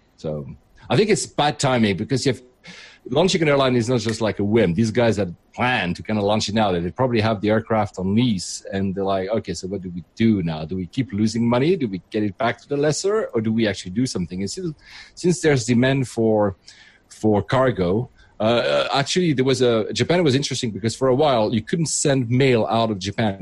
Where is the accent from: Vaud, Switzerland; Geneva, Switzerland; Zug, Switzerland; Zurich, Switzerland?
Geneva, Switzerland; now in United Kingdom; I'm originally from Geneva, so Switzerland